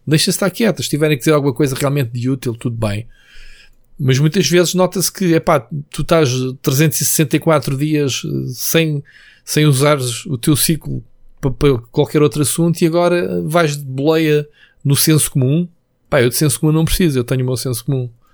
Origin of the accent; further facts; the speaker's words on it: Trafaria, Lisbon, Portugal; Quando era puto, eu morava na Trafaria